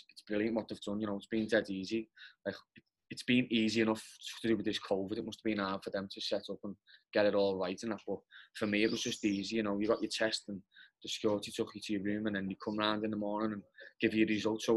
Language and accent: English; Liverpool, North West England, United Kingdom; because I'm from Liverpool.